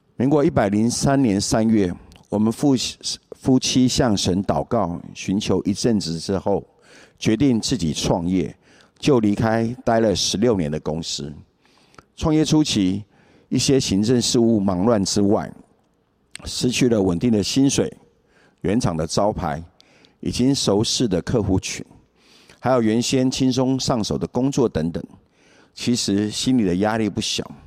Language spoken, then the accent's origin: Chinese; Taiwan; 我来自眷村家庭，父亲在民国三十八年，随着国民政府军来台。在年轻的时候，有人传福音给他，他就很单纯地接受了耶稣，加入教会。所以我从小就参加教会的活动。虽然小时候父亲严格要求我们一定要到教会去，但我并不是真正地认识耶稣。国中后，我就渐渐脱离教会